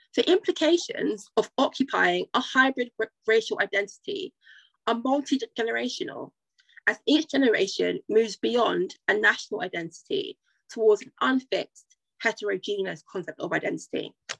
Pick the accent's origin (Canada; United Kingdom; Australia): United Kingdom; also born or lived in Nigeria; As a Black Nigerian woman, Black British Nigerian woman of Nigerian descent